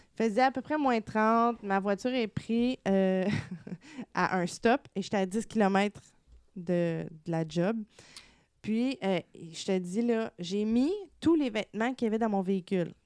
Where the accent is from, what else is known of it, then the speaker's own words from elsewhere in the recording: Gatineau, Quebec, Canada; je viens de Gatineau